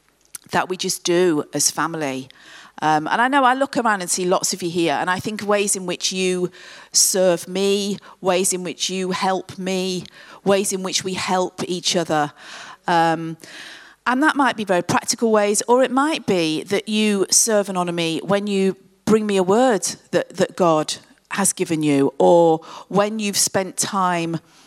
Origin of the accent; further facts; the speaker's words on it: Coventry, West Midlands, United Kingdom; Coventry, which is my hometown